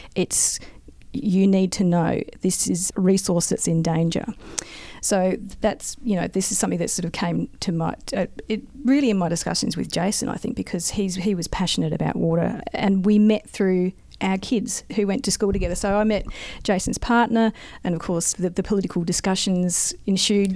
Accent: South Australia, Australia; moved away as an adult; now in Mildura, Australia; I grew up in in South Australia, moved away and became a geologist

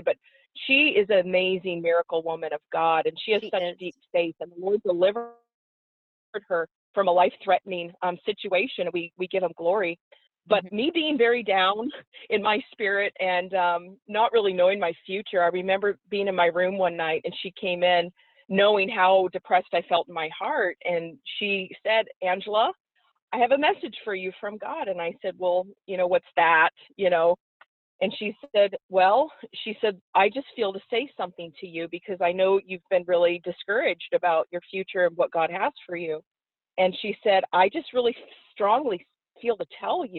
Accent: Oregon, United States; moved away as an adult; also born or lived in Florida; I'm from Oregon, yeah. originally. This young girl from Oregon

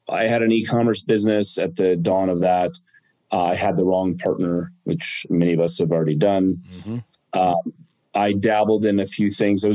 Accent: Arizona, United States; also born or lived in California; I grew up in Arizona

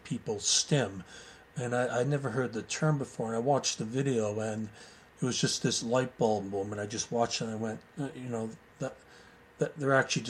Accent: Goderich, Ontario, Canada; moved away as an adult; also born or lived in United Kingdom; I was born in Goderich, Ontario, Canada.

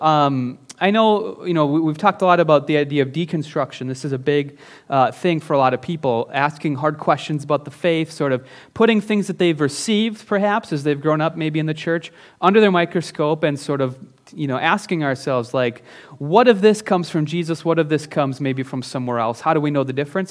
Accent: Northern Minnesota, United States; now in Minneapolis-Saint Paul, United States; I'm from Northern Minnesota

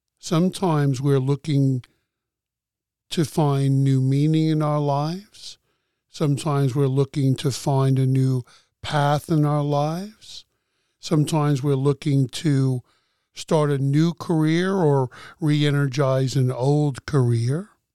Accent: New York City, New York, United States; moved away; But I'm a kid from the Bronx.

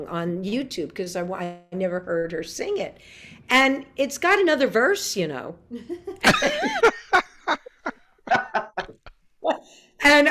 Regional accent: New York City, New York, United States; now in Nashville, United States; I'm born and raised in New York City

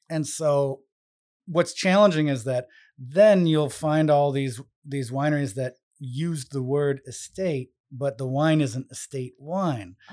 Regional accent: San Francisco, California, United States; moved away as an adult; now in Rhode Island, United States; where I grew up in San Francisco with the whole Bay Area

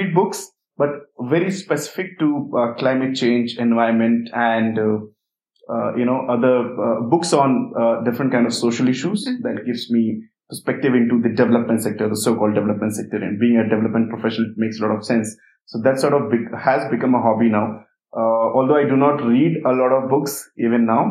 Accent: Uttar Pradesh, India; I come from a small village in Uttar Pradesh in India. And I started staying away from my family since I was in standard 5

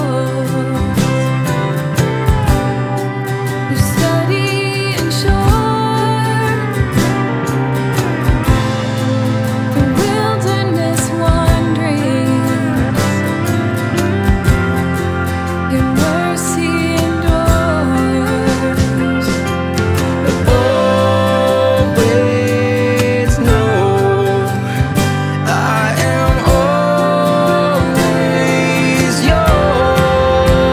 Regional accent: Texas, United States; We're Texans

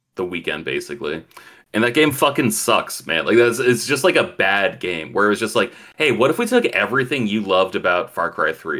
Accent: Chile; I'm not Cuban. I'm Chilean.

